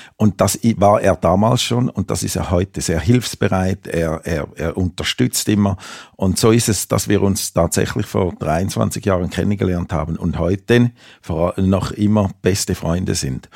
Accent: Switzerland; moved away as an adult; also born or lived in Amsterdam; now in Metzingen, Germany; ich bin ja aus der Schweiz

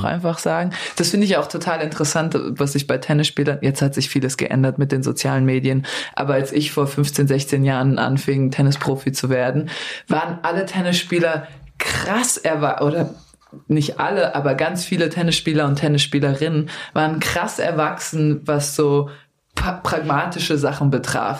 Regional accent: Darmstadt, Hesse, Germany; also born or lived in Yugoslavia; Ich komme aus Darmstadt

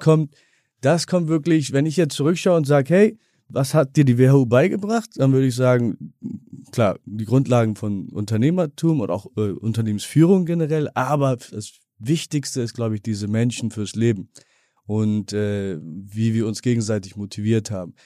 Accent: Bremen, Germany; moved away as an adult; Ja, ich bin Bremer. Bin auch, gut, ich lebe seit knapp 19 Jahren nicht mehr in Bremen

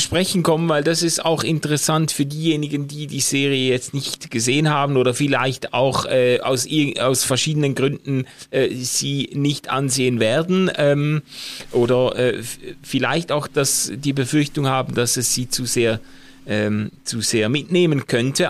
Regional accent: Switzerland; als Schweizer

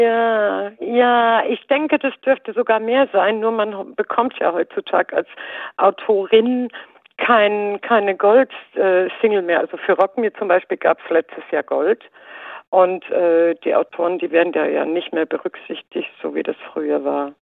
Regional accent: Baden-Württemberg, Germany; also ich bin ja in Baden-Württemberg geboren

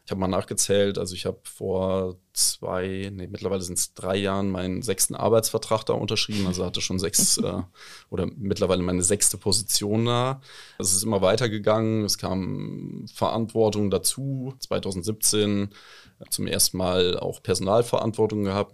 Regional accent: southern Thuringia, Germany; moved away as an adult; also born or lived in Bamberg; now in Osnabrück, Germany; ich komme ursprünglich aus Südthüringen

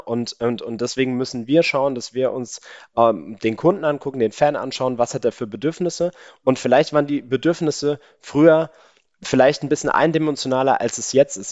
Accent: Mainz, Rhineland-Palatinate, Germany; bei uns in Mainz sagt man ja eigentlich Gude

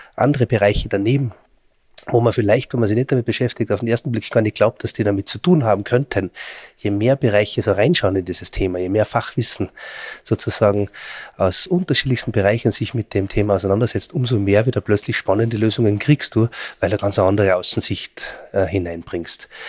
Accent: Austria; Bei uns in Österreich

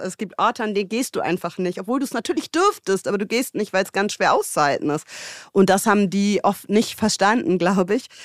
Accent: Hamburg, Germany; moved away as an adult; also born or lived in London / South Africa; ich bin Hamburgerin, ich bin in Barmbek geboren

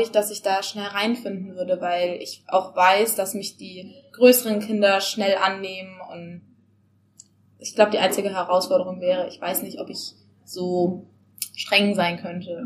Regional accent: Stuttgart, Baden-Württemberg, Germany; moved away as an adult; now in Baden-Baden, Germany; also ich komme ursprünglich aus Stuttgart und bin jetzt nach Baden-Baden

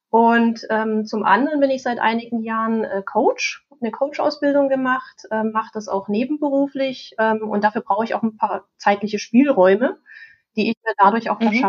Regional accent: East Germany, Germany; ich bin in der DDR aufgewachsen und da gab es den Kleinkomputer

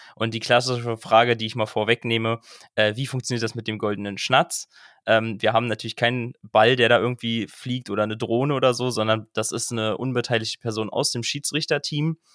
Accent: Berlin, Germany; ich komme aus Berlin

